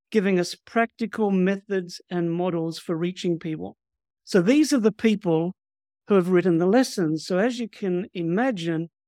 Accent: Fiji; born there; also born or lived in New Zealand / Australia; Well, my background is I was born in Fiji to missionary parents from Australia and then lived in New Zealand and in Australia.

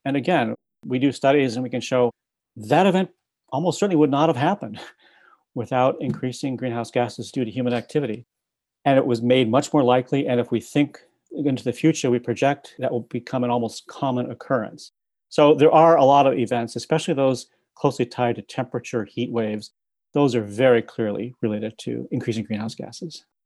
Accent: Midwest, United States; now in Princeton, United States; I grew up in the Midwest

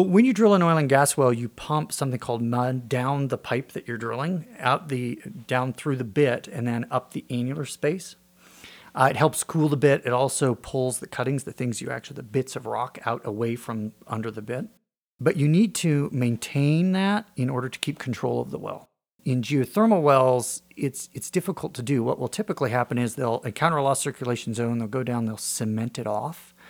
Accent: Wray, Colorado, United States; I grew up in Ray, Colorado, north of town on a farm

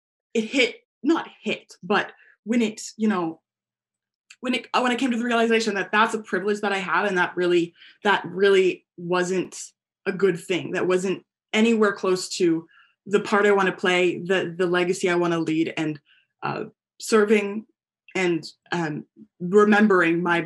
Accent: United States; I'm American and Guyanese

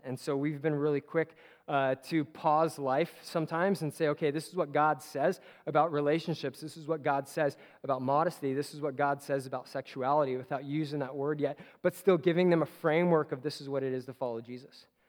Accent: Simi Valley, California, United States; there's an exit in Simi where I grew up

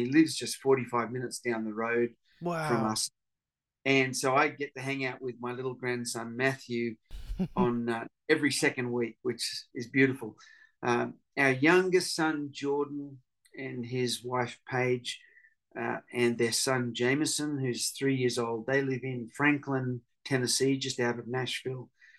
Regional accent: Papua New Guinea; I grew up in Papua New Guinea, so I had a real love for indigenous people groups, and that's where my music has taken me over the years.

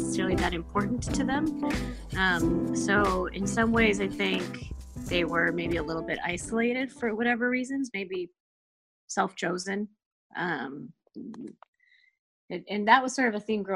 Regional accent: Indianapolis, Indiana, United States; also born or lived in Chicago; I grew up in Indianapolis. I was in Indianapolis from the time I was born until I left after college

